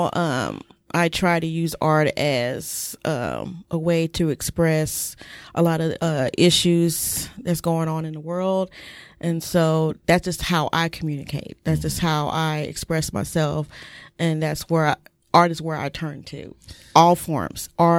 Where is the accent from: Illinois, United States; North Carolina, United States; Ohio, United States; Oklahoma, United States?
Oklahoma, United States; Oklahoma City; Well, I'm a Okie. You know, I'm from Oklahoma City. Military brat, so I've been all over the place.